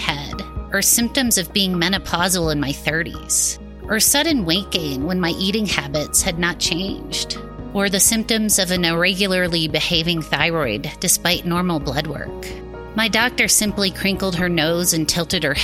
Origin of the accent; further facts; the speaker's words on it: a suburb of Cleveland, Ohio, United States; I grew up in a suburb of Cleveland, Ohio